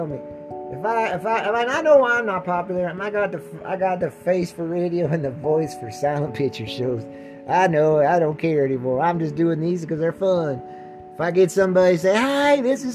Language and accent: English; Butte, Montana, United States; My hometown of Butte, Montana